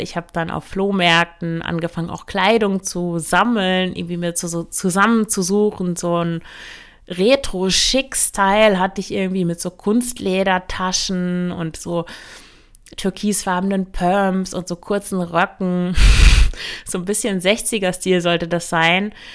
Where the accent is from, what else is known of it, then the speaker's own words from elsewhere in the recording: Emsland, Lower Saxony, Germany; moved away as an adult; also born or lived in Leipzig; ich komme aus dem Emsland, das ist der Landkreis Unterostfriesland an der niederländischen Grenze